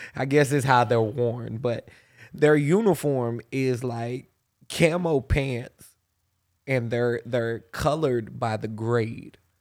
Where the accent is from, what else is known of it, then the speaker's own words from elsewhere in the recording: Pensacola, Florida, United States; growing up in Pensacola